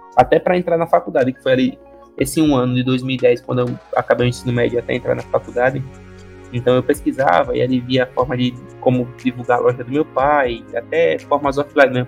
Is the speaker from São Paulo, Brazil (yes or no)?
no; Maceió, Alagoas, Brazil; minha infância é aqui em Maceió, sou daqui de natural daqui de Maceió, Lagoas